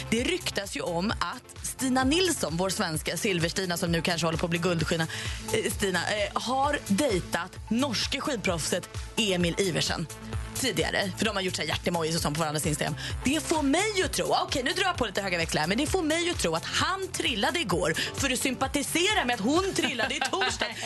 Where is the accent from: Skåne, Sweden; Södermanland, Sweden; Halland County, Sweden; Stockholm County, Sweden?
Halland County, Sweden; Varberg; Jag är själv från Varberg.